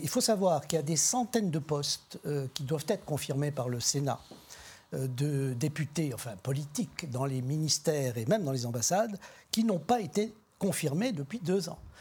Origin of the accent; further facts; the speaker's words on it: Algeria; now in France; Je suis d'un pays d'immigrants, je suis né en Algérie